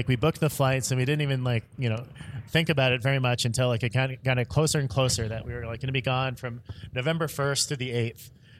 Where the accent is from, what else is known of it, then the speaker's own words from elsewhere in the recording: Tennessee, United States; now in Chicago, United States; I'm from Tennessee.